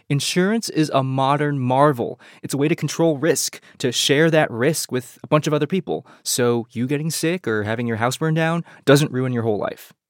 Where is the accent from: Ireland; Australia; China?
China; now in United States; I was born in China during the one child era. My sister was born here in the US after we moved here